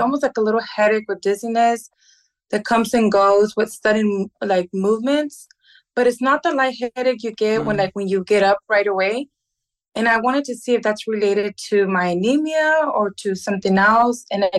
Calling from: Livingston, Texas, United States; I'm calling from Livingston, Texas.

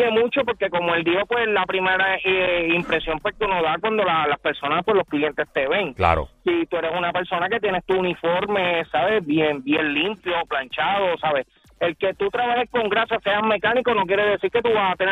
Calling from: Caguas, Puerto Rico; de Cagua.

